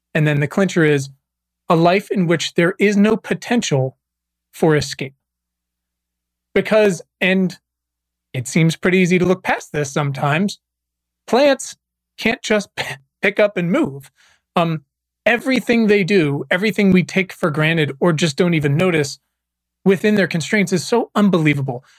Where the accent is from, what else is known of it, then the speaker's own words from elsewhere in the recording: Virginia, United States; moved away as an adult; also born or lived in Los Angeles; I was born and raised in Virginia